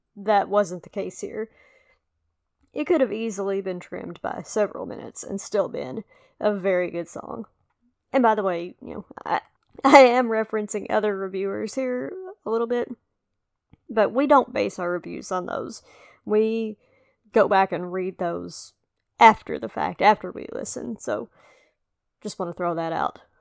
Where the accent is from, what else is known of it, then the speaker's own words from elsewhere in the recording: the South, United States; accent: southern or country; somebody who has a real southern or country accent. You know, not that mine is a deep south accent either.